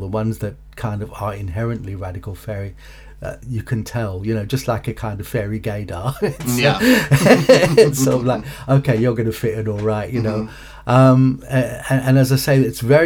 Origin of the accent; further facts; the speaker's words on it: Cape Town, Western Cape, South Africa; now in United Kingdom; I was born in Cape Town, South Africa, Wynberg to be precise